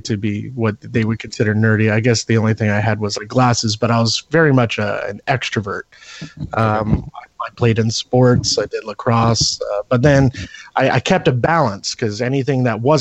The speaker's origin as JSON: {"language": "English", "region": "Pennsylvania", "country": "United States", "tie": "born or raised there", "said": "pretty much Pennsylvania humor"}